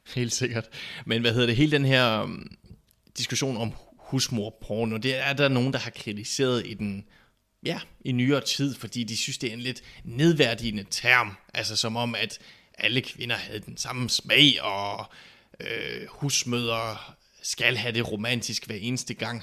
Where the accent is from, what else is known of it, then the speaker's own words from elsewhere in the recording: Southern Jutland, Southern Denmark, Denmark; vi kommer jo fra Sønderjylland